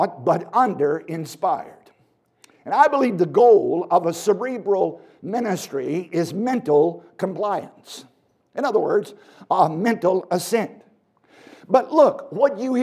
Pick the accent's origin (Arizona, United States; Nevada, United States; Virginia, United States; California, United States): Virginia, United States; I was born in Virginia